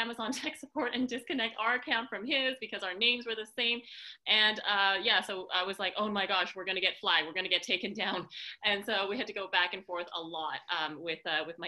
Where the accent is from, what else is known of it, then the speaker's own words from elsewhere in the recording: Canada; also born or lived in San Francisco; now in Montreal, Canada; I live in Montreal, Canada, which is where I am today